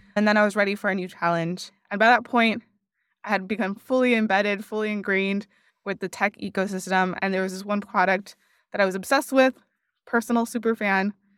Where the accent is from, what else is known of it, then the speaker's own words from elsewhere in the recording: Miami, Florida, United States; moved away as an adult; also born or lived in Washington, D.C. / San Francisco; my family's Cuban, but I was born and raised in Miami